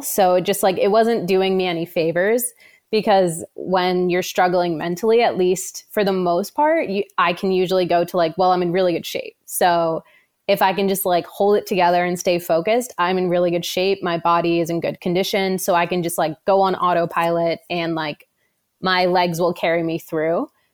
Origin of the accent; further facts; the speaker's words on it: New Jersey, United States; moved away; I am originally from New Jersey